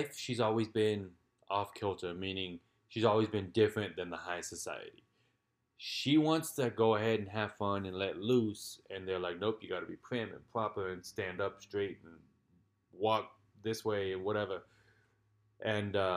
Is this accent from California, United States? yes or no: yes; California, United States; I'm from California